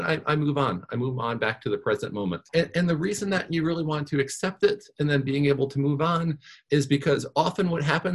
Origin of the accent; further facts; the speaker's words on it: New York, United States; also born or lived in Virginia; I grew up in New York